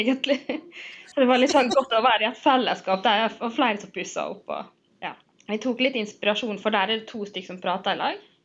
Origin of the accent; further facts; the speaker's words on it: Sunnmøre, Møre og Romsdal, Norway; also born or lived in Trondheim; nå har jeg flytta hjem fra Trondheim og skal liksom finne meg sjøl igjen her på Sunnmøre